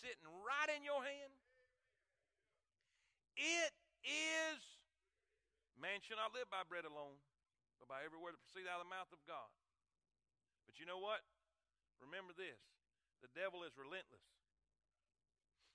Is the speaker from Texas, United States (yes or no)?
no; Stuart, Florida, United States; I was born in 1973 in Stuart, Florida